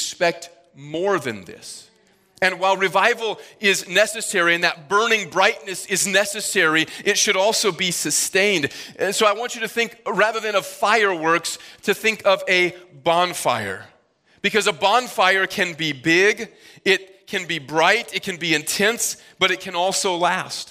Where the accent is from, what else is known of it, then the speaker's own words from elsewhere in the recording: Midwest, United States; now in Northeast, United States; Where I grew up in the Midwest